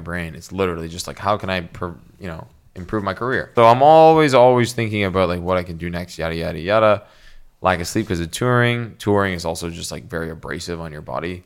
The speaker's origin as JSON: {"language": "English", "country": "Canada", "said": "I'm Canadian"}